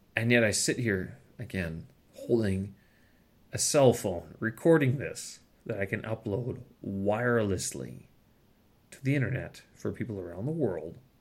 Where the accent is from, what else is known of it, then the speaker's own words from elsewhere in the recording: Canada; moved away as an adult; now in China; as a Canadian, someone who holds the Canadian passport